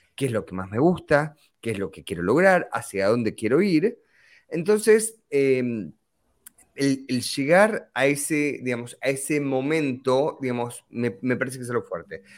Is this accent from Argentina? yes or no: yes; Argentina; moved away; soy originalmente argentino